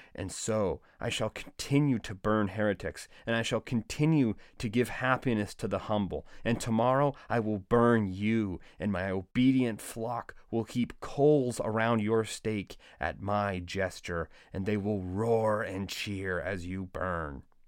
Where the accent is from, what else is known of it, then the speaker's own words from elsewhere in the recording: United States; as an American